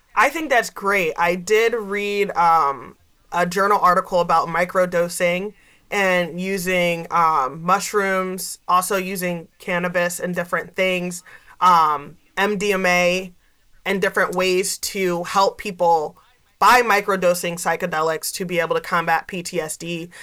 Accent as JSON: {"language": "English", "town": "Gouldsboro", "region": "Pennsylvania", "country": "United States", "tie": "born or raised there", "also_born_or_lived": "Scranton, Pennsylvania", "said": "i grew up here um, i grew up in Gouldsboro. i went to north pocono high school"}